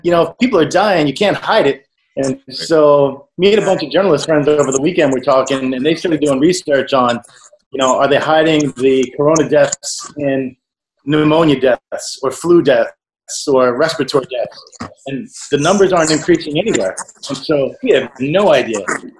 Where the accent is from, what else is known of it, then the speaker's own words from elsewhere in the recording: Delaware, United States; moved away as an adult; also born or lived in Wilmington, Delaware / Philadelphia; now in Tokyo, Japan; I'm from Delaware.